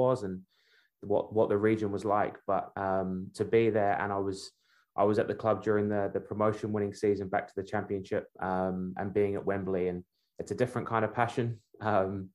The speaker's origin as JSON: {"language": "English", "region": "Wellington", "country": "New Zealand", "tie": "born or raised there", "also_born_or_lived": "Birmingham, England", "said": "Although I was born in England, I grew up in Wellington. So I'm a Wellington boy"}